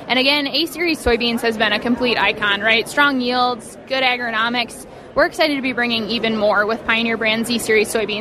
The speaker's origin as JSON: {"language": "English", "region": "Wisconsin", "country": "United States", "said": "I come from Wisconsin, where it was really a flip of a coin what kind of harvest we were going to get."}